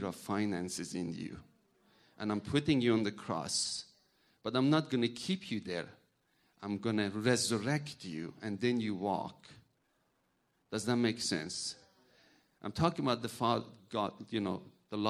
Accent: Iran; English is a second language; now in United States; I'm from a Muslim background. I'm from Iran.

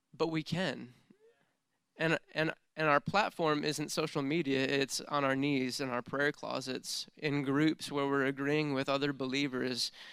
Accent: United States; how good of a life I've had growing up in the United States of America

